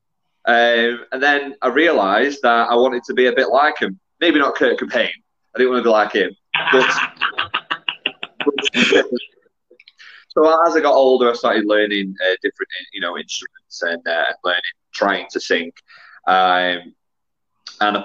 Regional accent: Preston, North West England, United Kingdom; also born or lived in Garstang; I grew up in Preston, but went to a school in Garstang

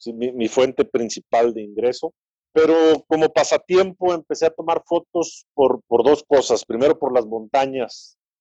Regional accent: San Luis Potosí, Mexico; soy potosino

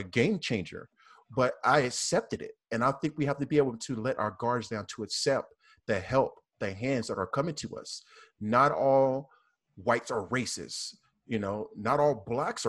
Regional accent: the South, United States; accent: southern; that was my southern accent

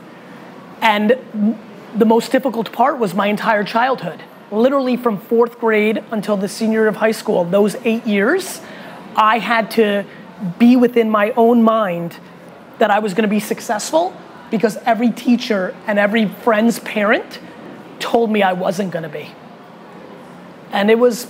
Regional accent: United States; also born or lived in Russia; moved to America when I was little. And I was a kid growing up in the 1980s in America

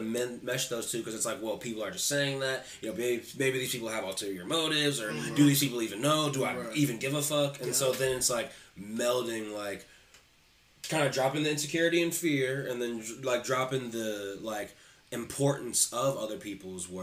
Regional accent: Columbus, Ohio, United States; also born or lived in Upper Arlington, Ohio; I moved from Upper Arlington over to Columbus, like, well, my family moved from Upper Arlington to Columbus City Schools

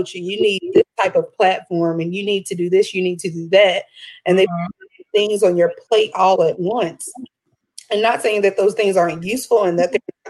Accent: Orange County, North Carolina, United States; also born or lived in Alamance County, North Carolina; I was born and raised in Orange County. I'm now located here in Alamance, but around the Triangle and the Triad

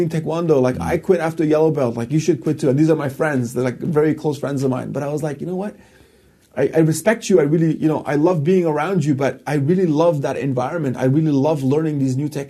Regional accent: Afghanistan; now in Canada; I am from Afghanistan

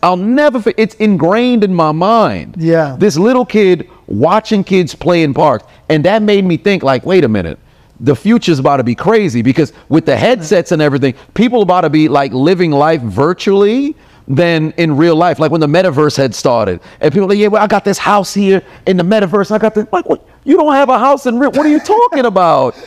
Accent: New York, United States; I'm from New York

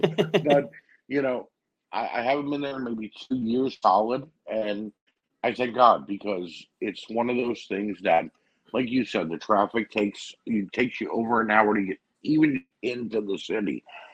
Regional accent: New York City, New York, United States; I grew up in New York City.

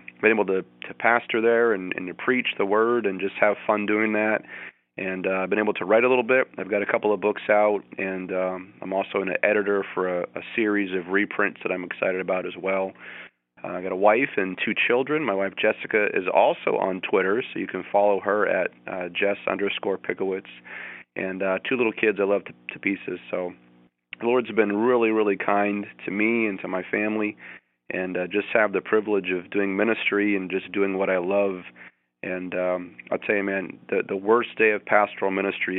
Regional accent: New Hampshire, United States; So I grew up in New Hampshire, so I'm actually pastoring in a church in the town I grew up in.

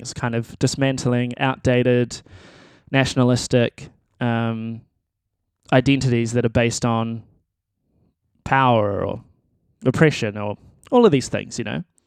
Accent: New Zealand; I'm a musician and I am from New Zealand

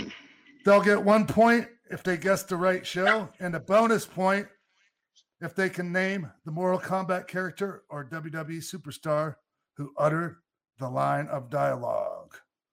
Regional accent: Toronto, Ontario, Canada; I'm from Toronto, Canada.

